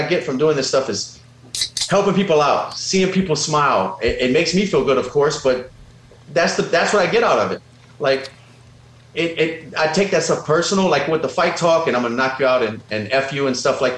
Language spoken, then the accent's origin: English; Louisiana, United States; we're both from Louisiana